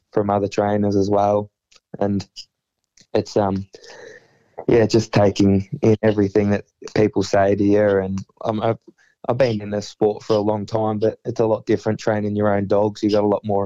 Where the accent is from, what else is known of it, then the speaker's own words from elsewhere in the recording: Bendigo, Victoria, Australia; my hometown